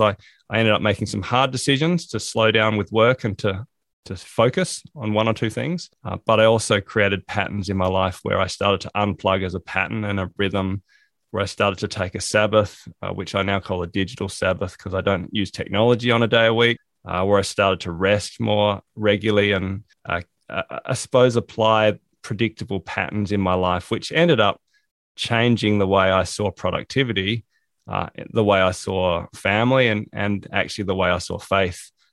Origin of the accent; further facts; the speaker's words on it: South Australia, Australia; moved away as an adult; also born or lived in England; now in Hobart, Australia; I grew up in South Australia.